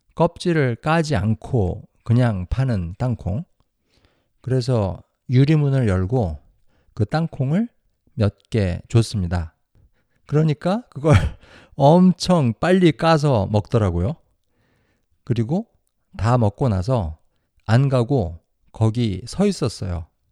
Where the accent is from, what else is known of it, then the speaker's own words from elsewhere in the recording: South Korea; now in United States; 저랑 제 와이프는 100% 한국 사람이에요.